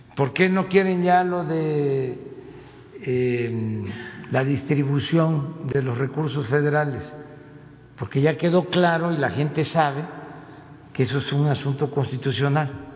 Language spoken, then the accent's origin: Spanish; Tabasco, Mexico; now in Mexico City, Mexico; Tabasco es mi tierra, es mi agua